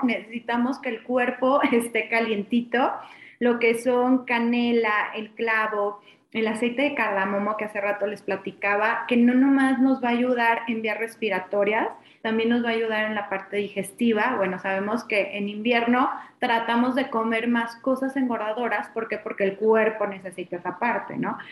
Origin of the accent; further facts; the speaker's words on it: Mexico; como mexicano